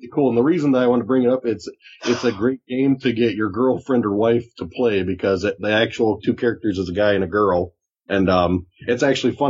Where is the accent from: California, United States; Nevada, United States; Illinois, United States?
Illinois, United States; Chicago; I'm from Chicago